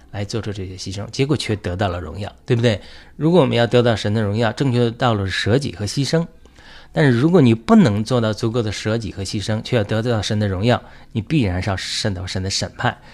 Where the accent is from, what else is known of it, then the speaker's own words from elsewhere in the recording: China; 我们中国人